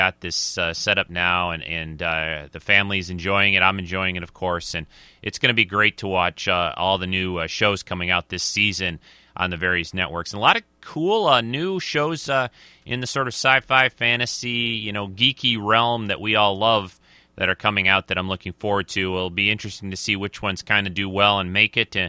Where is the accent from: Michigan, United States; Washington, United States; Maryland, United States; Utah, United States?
Michigan, United States; Michigan, which is my home state